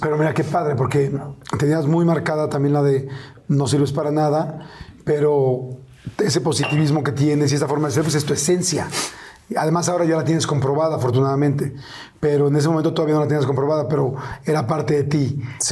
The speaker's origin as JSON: {"language": "Spanish", "region": "Mexico City", "country": "Mexico", "tie": "born or raised there", "said": "yo crecí en la Ciudad de México"}